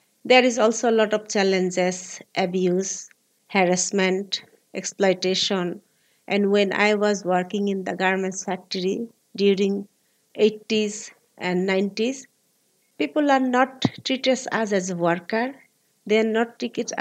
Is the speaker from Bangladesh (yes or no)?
yes; Dhaka, Dhaka Division, Bangladesh; I was born in Bangladesh, Dhaka City, 1973